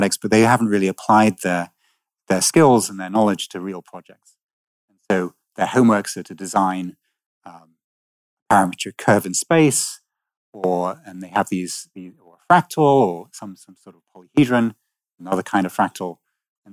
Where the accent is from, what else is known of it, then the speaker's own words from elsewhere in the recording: Manchester, North West England, United Kingdom; I grew up in Manchester